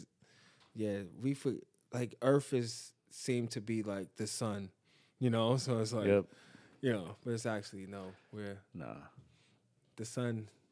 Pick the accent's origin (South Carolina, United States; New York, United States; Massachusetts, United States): New York, United States; Because I'm from East New York, bro.